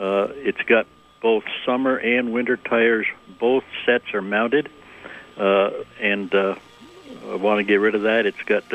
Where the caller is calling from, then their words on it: Moretown, Vermont, United States; Good morning. It's … here from Moortown.